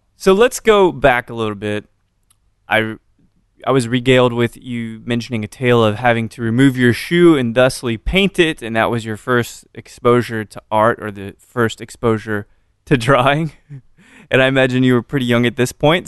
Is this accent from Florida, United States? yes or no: no; Austin, Texas, United States; I'm from Austin